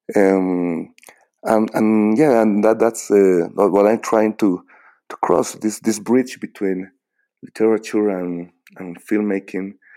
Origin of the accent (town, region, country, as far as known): Bolivia; English is a second language